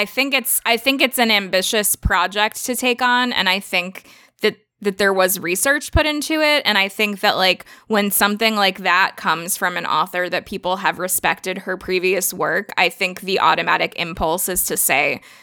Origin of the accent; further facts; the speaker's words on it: Mississippi, United States; also born or lived in Tennessee; I'm Southern. I grew up in Mississippi and then in Tennessee, and my whole family still lives in Mississippi.